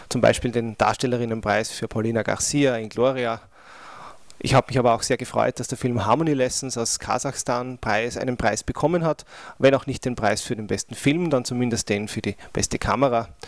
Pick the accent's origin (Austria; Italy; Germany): Austria; auch wenn wir als Österreicher äh, leider hinnehmen müssen